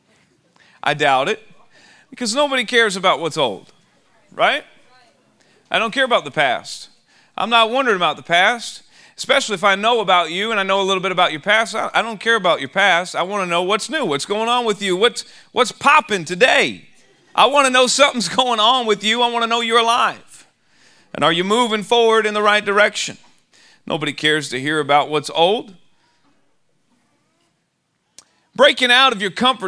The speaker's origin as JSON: {"language": "English", "town": "Austin", "region": "Texas", "country": "United States", "said": "I'm from Austin, Texas"}